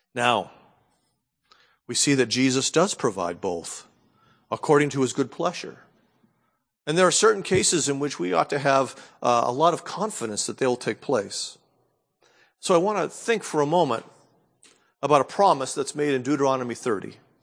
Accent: New England, United States; growing up in New England

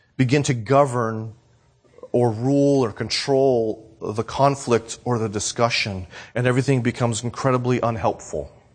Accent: New Hampshire, United States; now in Florida, United States; I moved from New Hampshire to Florida

